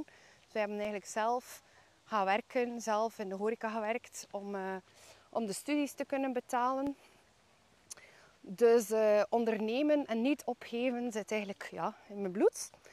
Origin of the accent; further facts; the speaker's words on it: Bruges, Flanders, Belgium; ik ben eh, geboren en getogen in Brugge